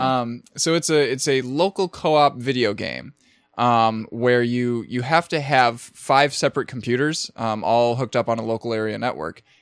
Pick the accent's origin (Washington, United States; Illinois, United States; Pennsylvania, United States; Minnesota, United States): Minnesota, United States; Minneapolis; that's my hometown